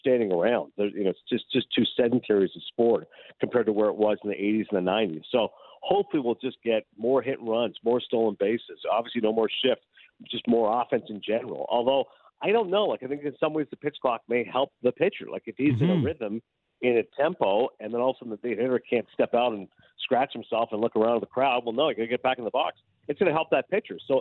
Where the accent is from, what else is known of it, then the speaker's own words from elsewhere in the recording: Canada; I'm Canadian